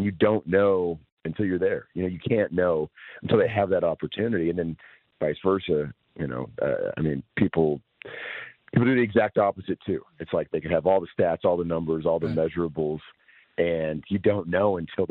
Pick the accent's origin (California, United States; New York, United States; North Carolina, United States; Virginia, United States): California, United States; East Bay; I grew up in the East Bay